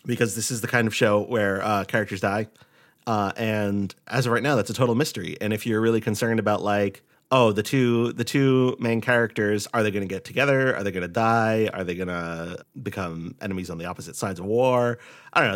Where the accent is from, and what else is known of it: Rhode Island, United States; born or raised there; moved away